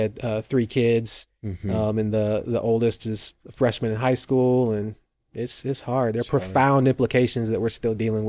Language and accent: English; Fort Wayne, Indiana, United States; also born or lived in Atlanta; So I was born and raised here in Fort Wayne, and my wife and I moved away with our daughter back in 2009 to go to Atlanta.